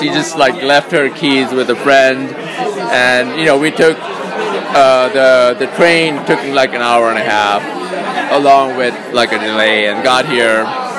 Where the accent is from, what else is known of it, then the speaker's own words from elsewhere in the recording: Sri Lanka; now in San Francisco, United States; So I've lived in San Francisco for about 30 years, but before that I was born in Sri Lanka. So a little bit of both.